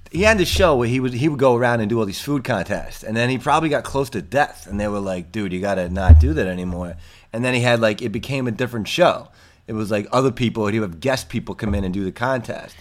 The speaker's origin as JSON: {"language": "English", "region": "New York", "country": "United States", "said": "I'm from New York."}